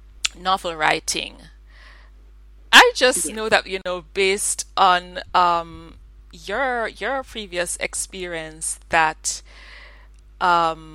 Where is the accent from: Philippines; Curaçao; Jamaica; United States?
Jamaica; I'm Jamaican